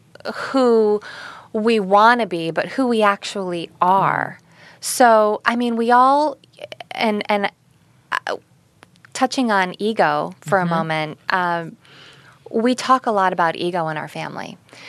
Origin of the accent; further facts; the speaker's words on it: Ohio, United States; moved away as an adult; also born or lived in Las Vegas, Nevada; now in Los Angeles, United States; I'm from Ohio. So I moved from Ohio to Las Vegas